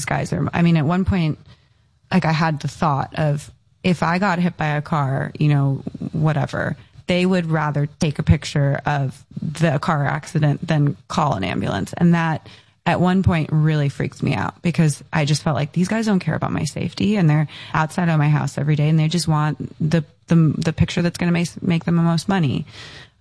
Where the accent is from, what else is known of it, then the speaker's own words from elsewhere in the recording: Encinitas, California, United States; I grew up in Encinitas in San Diego